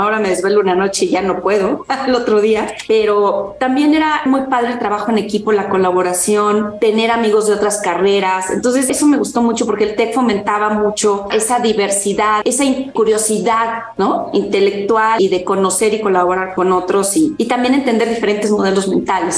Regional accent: Mexico; yo soy mexicana, mis padres son del norte del país

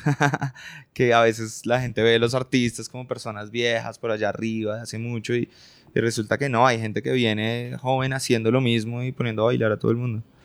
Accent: Colombia; nosotros somos colombianos

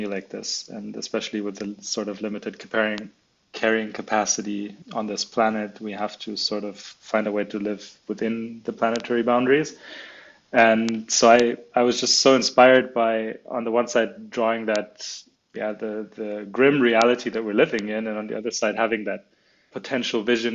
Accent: Munich, Bavaria, Germany; also born or lived in China / Spain / New Zealand; I was born in Munich, in Germany, where the business is also located. But when I was 9 years old, we moved to China with the family

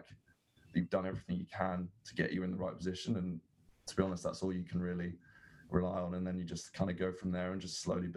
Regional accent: England, United Kingdom; moved away as an adult; also born or lived in Berkeley, California; coming into American culture as an English person

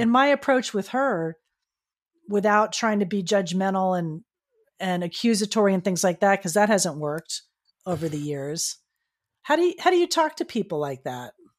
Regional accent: Florida, United States; now in California, United States; my home state of Florida, I'm here in California

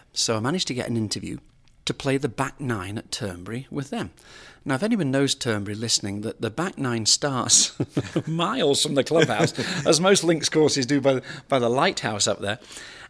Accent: United Kingdom; now in United States; we knew each other, being foreigners as such, him being Australian, me being British.

